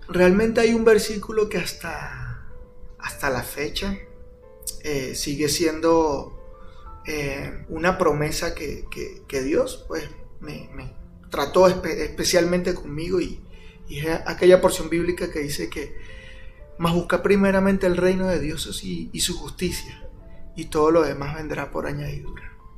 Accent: Venezuela; moved away as an adult; now in Guatemala; Yo soy venezolano.

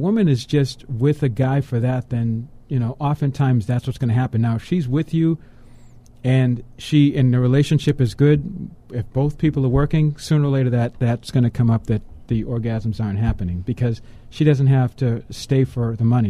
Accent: Boston, Massachusetts, United States; I'm from Boston, okay, so they had the Boston, Massachusetts Minuteman.

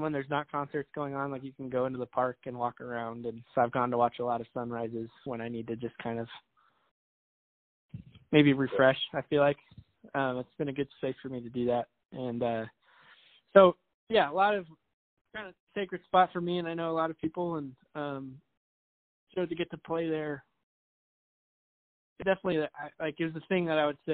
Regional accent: Colorado Springs, Colorado, United States; moved away; I grew up out here in Colorado Springs

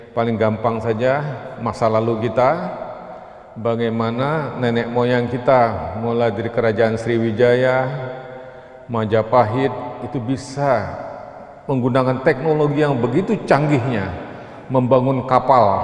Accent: Bangka Belitung Islands, Indonesia; thorium di kampung saya di Pulau Bangka Belitung itu bekas penggalian timah

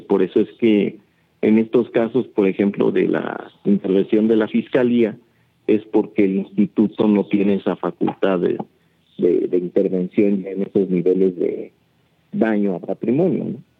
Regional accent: Teotihuacán, State of Mexico, Mexico; hoy ya ni siquiera somos gente de Teotihuacán

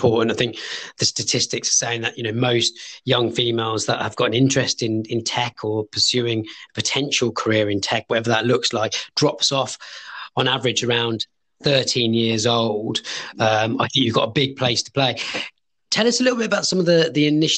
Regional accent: London, United Kingdom; now in Birmingham, United Kingdom; I'm originally from London

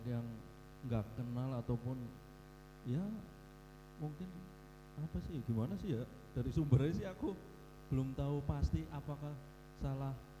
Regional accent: Purwokerto, Central Java, Indonesia; dari kecil ya aku daerah di Purwokerto

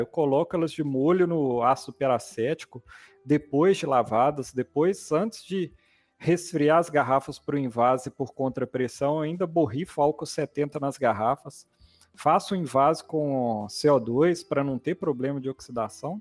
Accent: Sete Lagoas, Minas Gerais, Brazil; moved away as an adult; also born or lived in Viçosa / Espírito Santo; eu sou daqui da região, fui criado em Sete Lagoas

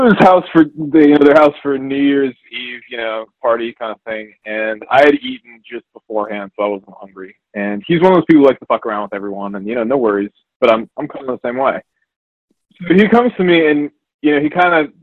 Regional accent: United States; I'm the American

